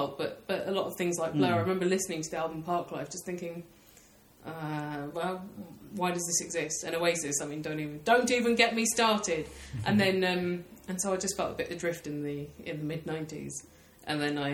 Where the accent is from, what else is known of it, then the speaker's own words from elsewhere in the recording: Tunbridge Wells, South East England, United Kingdom; I grew up in Tunbridge Wells